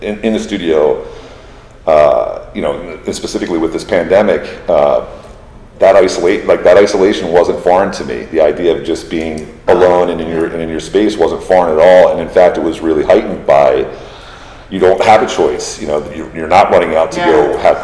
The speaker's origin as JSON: {"language": "English", "town": "Philadelphia", "region": "Pennsylvania", "country": "United States", "tie": "born or raised there", "moved": "as an adult", "lives_now": "Miami, United States", "said": "I was born and raised in Philadelphia"}